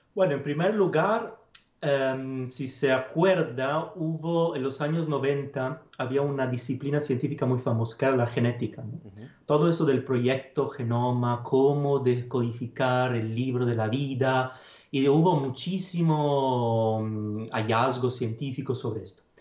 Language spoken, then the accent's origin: Spanish; Padua, Veneto, Italy; Spanish is a second language; moved away; soy italiano. Nací en Padua, una ciudad del norte de Italia, cerca de Venecia